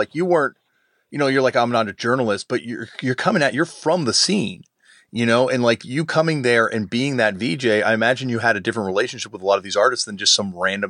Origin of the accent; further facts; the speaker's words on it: Toronto, Ontario, Canada; myself growing up in Toronto